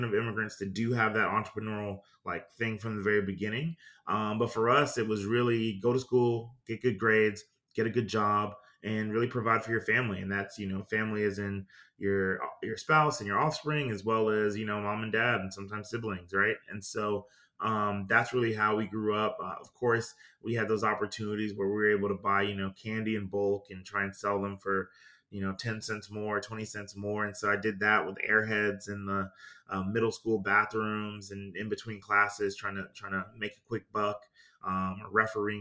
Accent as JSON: {"language": "English", "town": "New York City", "region": "New York", "country": "United States", "tie": "born or raised there", "also_born_or_lived": "Greenville, South Carolina", "moved": "yes", "said": "I was born in New York City in the 80s"}